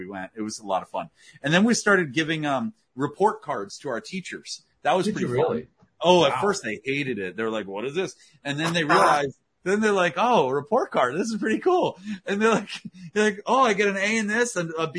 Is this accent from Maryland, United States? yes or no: yes; Potomac, Maryland, United States; I grew up in Washington, D.C. area in Potomac, Maryland